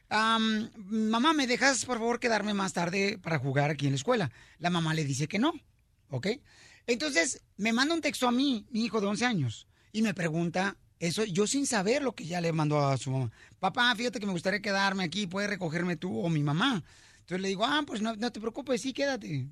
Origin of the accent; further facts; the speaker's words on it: Autlán, Jalisco, Mexico; moved away; de Cotlán, Jalisco, de mi tierra natal